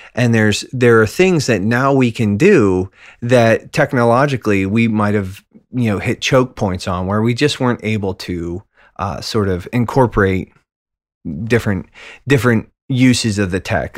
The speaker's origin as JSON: {"language": "English", "region": "Western Pennsylvania", "country": "United States", "said": "middle-aged mailman from Western Pennsylvania"}